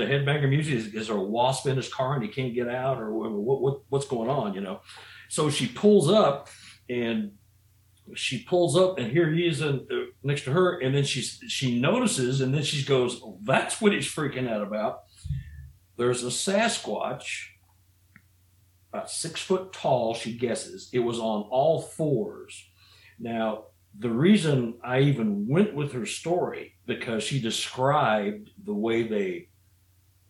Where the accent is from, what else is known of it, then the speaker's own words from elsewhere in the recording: Missouri, United States; I'm from Missouri